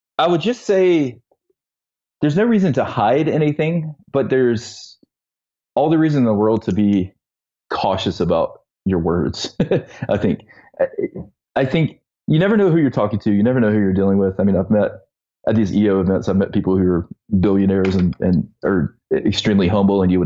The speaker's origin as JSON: {"language": "English", "region": "Eastern North Carolina", "country": "United States", "tie": "born or raised there", "said": "I was growing up in Eastern North Carolina"}